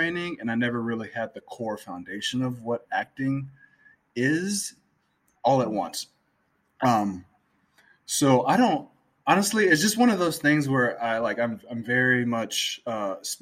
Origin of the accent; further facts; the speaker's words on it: Gary, Indiana, United States; I grew up I'm from Northwest Indiana. I'm from Gary